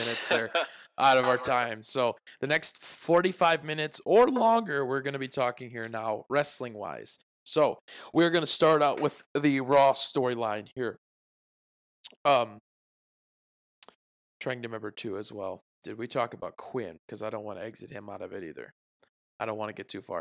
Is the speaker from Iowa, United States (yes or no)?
yes; Iowa, United States; we were born and raised in Iowa